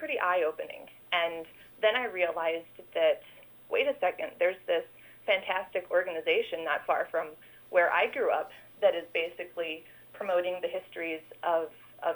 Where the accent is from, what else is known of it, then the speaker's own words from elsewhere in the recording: Iowa, United States; I grew up in Iowa on a dairy farm